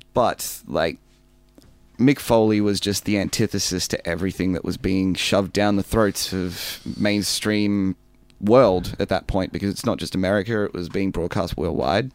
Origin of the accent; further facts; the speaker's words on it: Melbourne, Victoria, Australia; I grew up in Melbourne